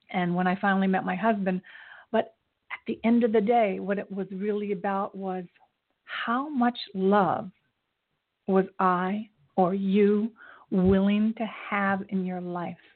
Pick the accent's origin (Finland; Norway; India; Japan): Japan; born there; I was born in Japan. My father was in the military, so I traveled a lot.